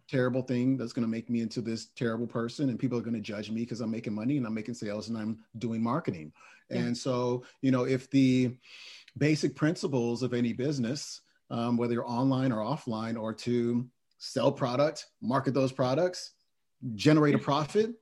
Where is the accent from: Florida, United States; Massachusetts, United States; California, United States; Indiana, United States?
California, United States; Oakland; I was born in Oakland, California, and um, lived with both of my parents as well as my brother up until the age of 10